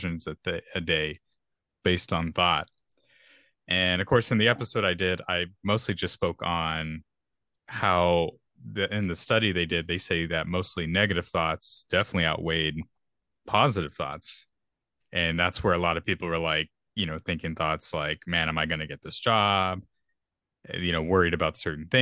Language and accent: English; Texas, United States; I'm a Texan. So if I say y'all a lot in this podcast, well, I guess that's my natural accent.